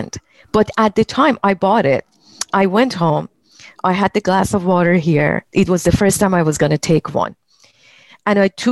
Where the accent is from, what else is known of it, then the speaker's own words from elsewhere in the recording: Iran; moved away as an adult; also born or lived in Belgium; now in United States; when I left my home country, Iran, and of course, I've been living in the US for 35 years now. I was 19 and when I left.